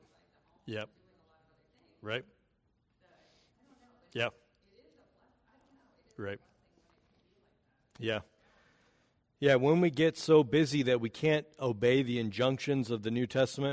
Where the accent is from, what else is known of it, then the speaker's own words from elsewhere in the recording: United States; We are American